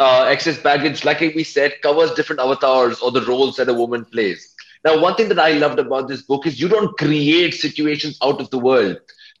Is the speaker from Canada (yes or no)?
no; India; As an Indian author, there is this thing that, you know, at least that's what a lot of people believe